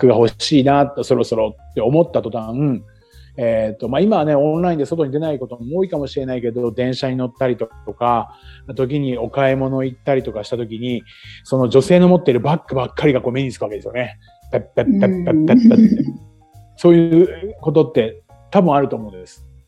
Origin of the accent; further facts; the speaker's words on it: Chiba, Japan; moved away as an adult; now in Okinawa, Japan; 生まれ育った千葉な千葉に比べたら